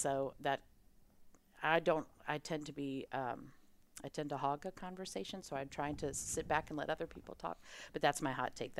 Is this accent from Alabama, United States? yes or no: yes; Auburn, Alabama, United States; I grew up in Auburn, Alabama, so I definitely remember when Georgia won the national championship because it was a very sore point in our household